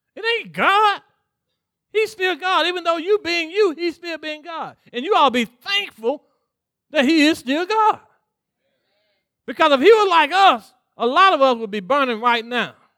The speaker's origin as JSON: {"language": "English", "region": "Mississippi", "country": "United States", "tie": "born or raised there", "said": "I grew up in Mississippi"}